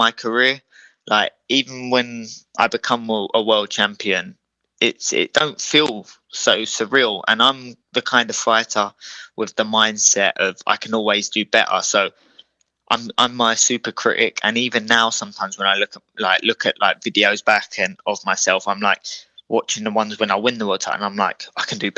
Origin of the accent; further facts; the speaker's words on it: Croydon, London, United Kingdom; we're both originally from Croydon